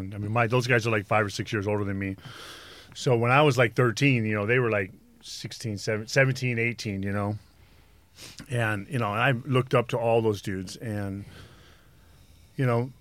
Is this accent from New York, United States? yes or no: no; Los Angeles, California, United States; I'm from Venice.